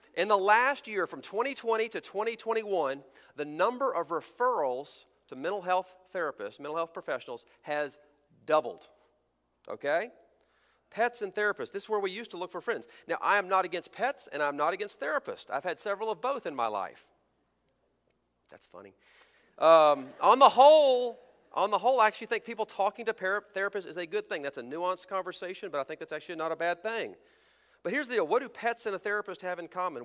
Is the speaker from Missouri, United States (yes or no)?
no; Texas, United States; moved away as an adult; also born or lived in American South; I was raised in Texas